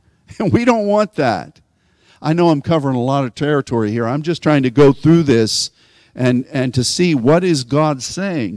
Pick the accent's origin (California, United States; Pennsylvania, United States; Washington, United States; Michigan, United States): Pennsylvania, United States; moved away as an adult; now in Texas, United States; I grew up in Pennsylvania